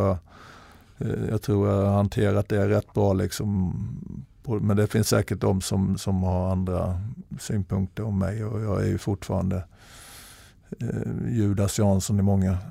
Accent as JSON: {"language": "Swedish", "region": "Småland", "country": "Sweden", "also_born_or_lived": "Norway", "moved": "yes", "said": "jag var en tjurig smålänning"}